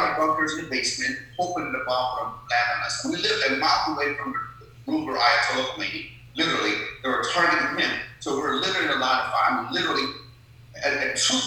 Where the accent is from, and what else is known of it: Sharon, Pennsylvania, United States; born or raised there; also born or lived in Tehran, Iran